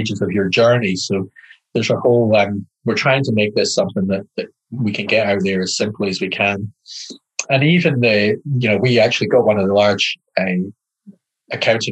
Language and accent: English; Highlands of Scotland, United Kingdom; accent: Scottish; moved away as an adult; now in New Zealand; I was brought up in the Highlands of Scotland